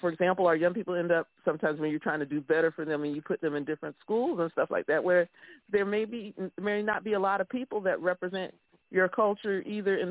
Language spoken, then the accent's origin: English; Orange County, Florida, United States; also born or lived in Lake County, Florida; I grew up in Orange County and stuff, but I spent a lot of time in Lake County